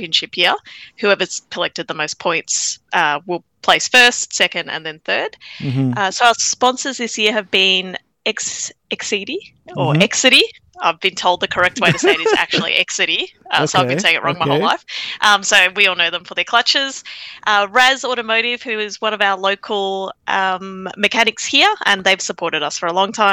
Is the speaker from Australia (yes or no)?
yes; Australia; I was born in Australia